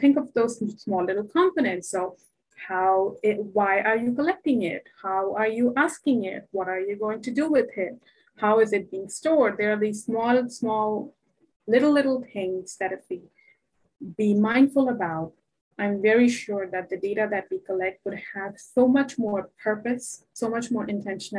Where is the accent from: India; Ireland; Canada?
India; moved away; as a Indian woman, South Asian woman